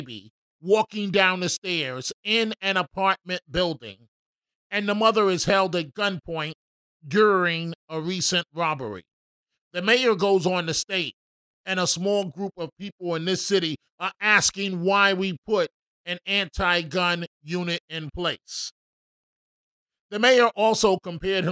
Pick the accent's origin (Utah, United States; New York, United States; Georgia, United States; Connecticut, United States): New York, United States; New York City; I grew up in the Bronx